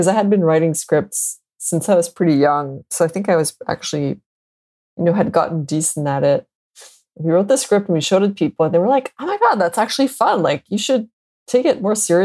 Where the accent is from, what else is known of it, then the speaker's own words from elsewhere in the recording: Montreal, Quebec, Canada; also born or lived in Boston; I'm born and raised in Montreal, Canada